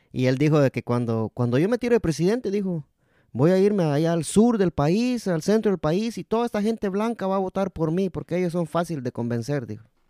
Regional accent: Guatemala; yo soy de Guatemala también.

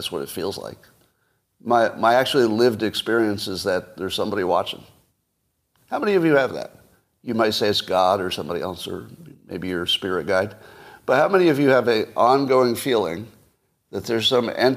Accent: United States; I'm an American

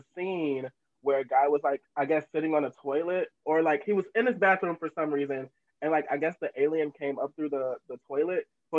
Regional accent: Chicago, Illinois, United States; I am from Chicago, Illinois

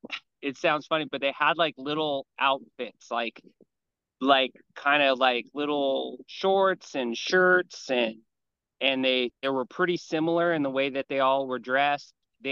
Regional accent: Hawaii, United States; I grew up here in Hawaii, where I live now. And I very, very country. It's very country out here. And so I grew up on a lot of property.

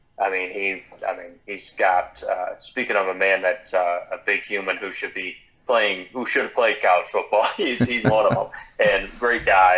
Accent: Buffalo, New York, United States; I grew up in Buffalo, New York

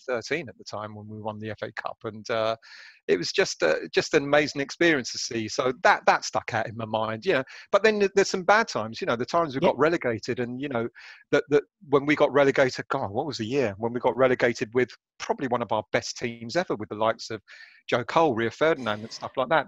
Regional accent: London, United Kingdom; being Greek, brought up, born and raised in North London

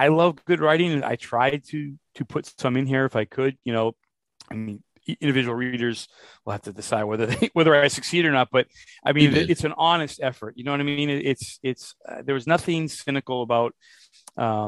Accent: Worcester, Massachusetts, United States; I was born in Worcester

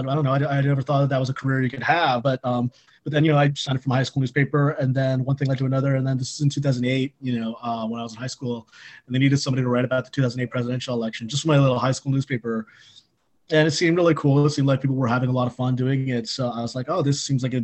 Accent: California, United States; moved away as an adult; also born or lived in Chapel Hill, North Carolina; now in Washington, D.C., United States; I grew up in California, but I went to college at the University of North Carolina at Chapel Hill

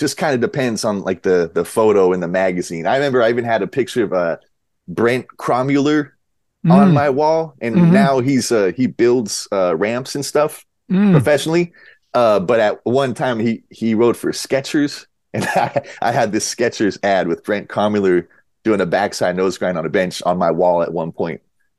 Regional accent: Huntington Beach, California, United States; Born and raised in Huntington Beach.

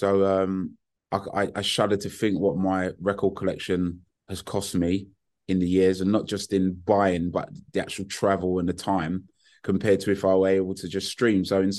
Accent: Hackney, London, United Kingdom; And you know, growing up in Hackney in the 70s and 80s, my taste goes from

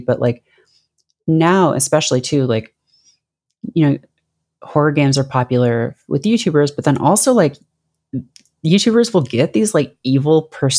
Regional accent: around Toronto, Ontario, Canada; I grew up around Toronto.

